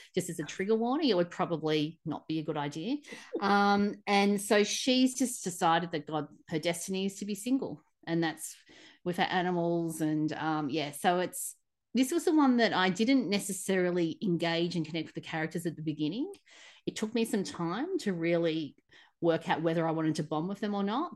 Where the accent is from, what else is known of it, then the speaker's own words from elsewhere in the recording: Australia; as an Australian